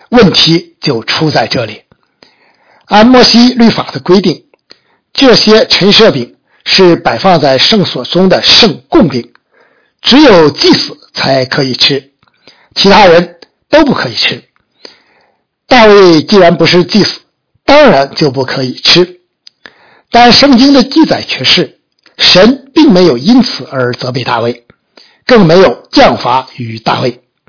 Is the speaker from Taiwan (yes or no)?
no; China; 我们中国人